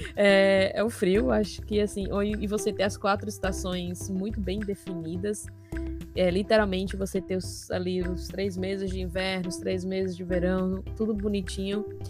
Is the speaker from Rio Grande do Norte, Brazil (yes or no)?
yes; Natal, Rio Grande do Norte, Brazil; moved away as an adult; also born or lived in Argentina; eu sou de Natal. Natal é a capital do Rio Grande do Norte